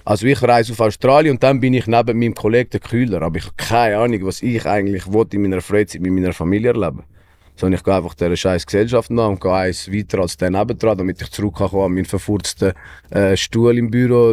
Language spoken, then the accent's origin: German; Switzerland; also born or lived in Greifensee; wir als Schweizer